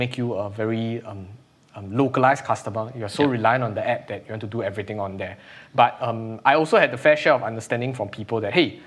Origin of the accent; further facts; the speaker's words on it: Singapore; as a Singaporean